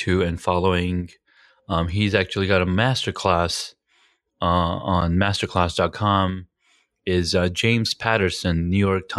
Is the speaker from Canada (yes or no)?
no; Pakistan; I'm from Pakistan myself.